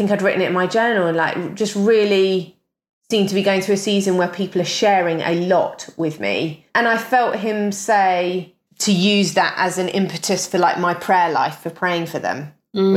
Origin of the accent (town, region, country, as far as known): United Kingdom